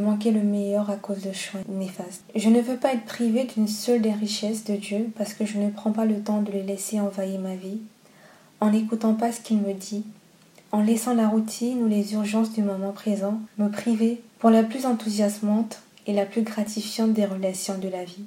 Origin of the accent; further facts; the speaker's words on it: Gabon; comme on dit chez moi au Gabon